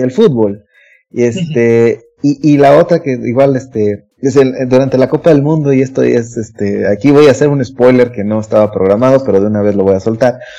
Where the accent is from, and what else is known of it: Mexico